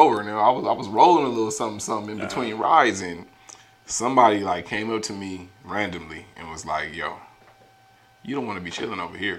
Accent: Gardena, California, United States; I was born in Gardena.

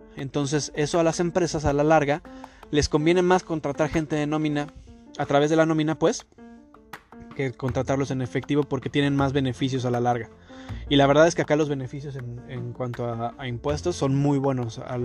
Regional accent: Mexico; now in Toronto, Canada; nosotros como mexicanos

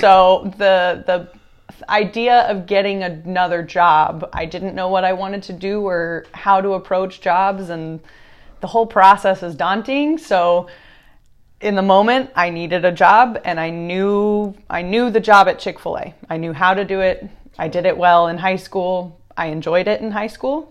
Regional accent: Austin, Texas, United States; I was born in Austin, Texas.

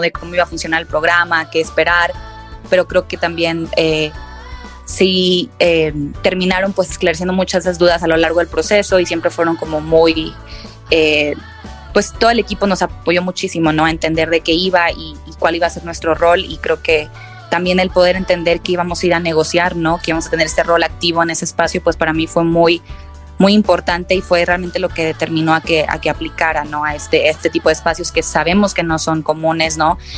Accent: Monterrey, Nuevo León, Mexico; de Monterrey, Nuevo León

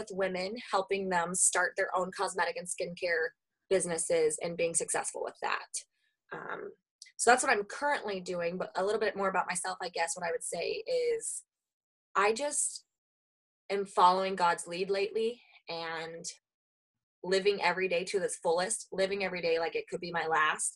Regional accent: Oklahoma, United States; moved away as an adult; now in Minnesota, United States; I was born and raised in Oklahoma. I have lived in Minnesota for the last 10 years

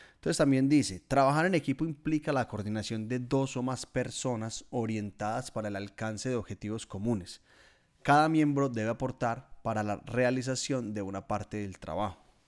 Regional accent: Guatapé, Antioquia, Colombia; moved away as an adult; now in Melbourne, Australia; en mi pueblo, en Guatapé

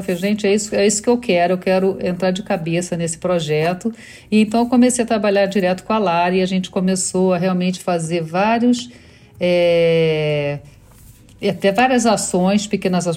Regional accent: Rio de Janeiro, Brazil; moved away as an adult; also born or lived in Brussels, Belgium / New York, United States / Scarsdale, United States; now in Miami, United States; eu sou carioca

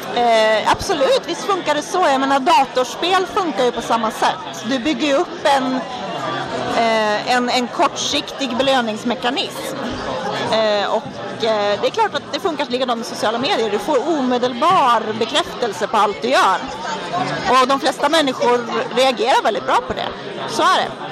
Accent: Härnösand, Västernorrland County, Sweden; now in Stockholm, Sweden; Största delen av mitt liv har jag vuxit upp i en småstad i Norrland som heter Härnösand

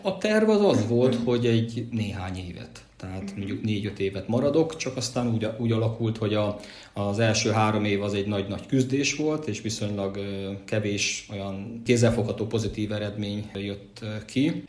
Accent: Szolnok, Jász-Nagykun-Szolnok, Hungary; moved away as an adult; also born or lived in Kisújszállás; now in United States; itt születtem

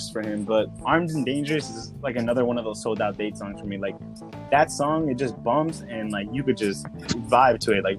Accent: New York City, New York, United States; now in New Jersey, United States; I grew up in New York, so, everybody know NYC vibes

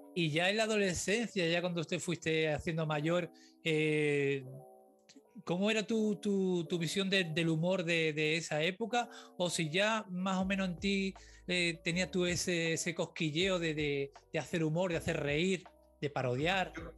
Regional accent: Cádiz, Andalusia, Spain; moved away; yo soy de Cádiz

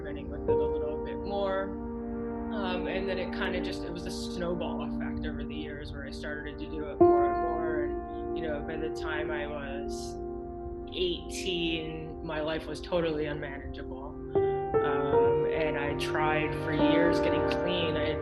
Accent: Philadelphia, Pennsylvania, United States; I grew up in the Philadelphia area, in the USA

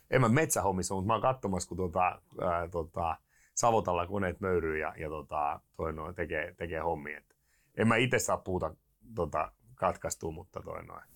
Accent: Turku, Southwest Finland, Finland; now in Savonia, Finland; Mä olen lähtöisin turkulainen kaveri, joka on päätynyt Savoon

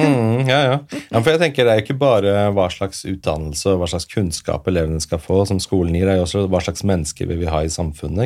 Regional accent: Oslo, Norway; jeg vokste opp på Furuset her i Oslo

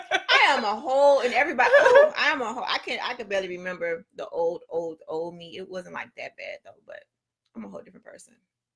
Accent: Miami, Florida, United States; I'm from Miami, right? We never crossed the border of Broward to different people. So my whole life up till I was 18, I thought everybody talked like me.

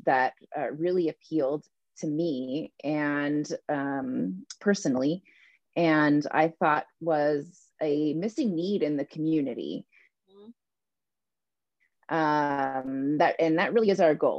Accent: California, United States; moved away as an adult; we're from California originally

